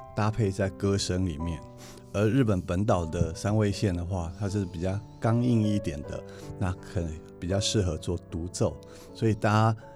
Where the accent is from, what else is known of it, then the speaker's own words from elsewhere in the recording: Taiwan; 这是指我们的家乡，台湾